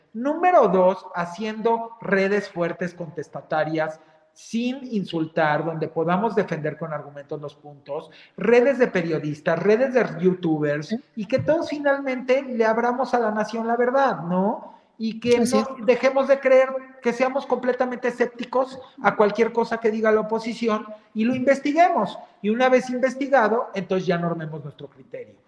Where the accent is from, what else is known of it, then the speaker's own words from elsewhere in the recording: Mexico; Somos mexicanos, caramba, dentro y fuera de este país